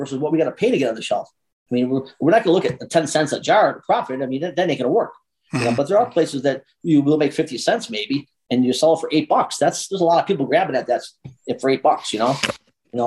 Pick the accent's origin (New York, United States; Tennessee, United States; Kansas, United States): New York, United States; moved away as an adult; now in Deming, United States; I come from New York. There's a lot of loyalty there. There's a lot of loyalty. I mean, I still go to the same pizza place I grew up with.